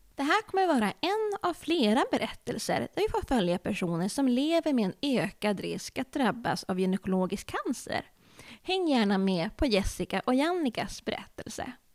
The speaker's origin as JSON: {"language": "Swedish", "region": "Norrland", "country": "Sweden", "accent": "Norrland dialect", "said": "jag med min norrländska."}